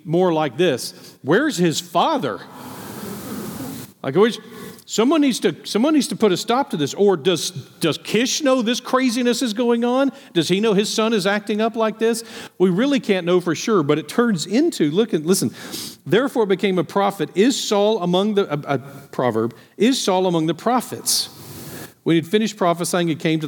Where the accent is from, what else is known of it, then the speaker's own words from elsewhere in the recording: Appleby, Texas, United States; I grew up outside of Appleby, Texas